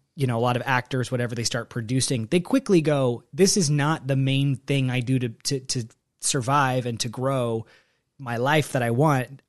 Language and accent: English; Texas, United States; moved away; I, I grew up in Texas where we had tornadoes